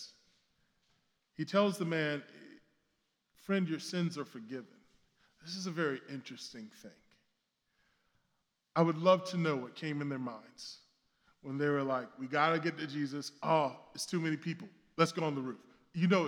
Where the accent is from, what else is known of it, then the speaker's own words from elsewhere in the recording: the South, United States; now in Brooklyn, United States; I come from the South